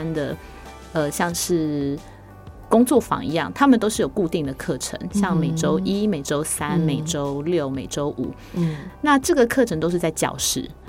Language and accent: Chinese; Yilan County, Taiwan; also born or lived in Luodong / Taipei; 因为我是宜兰人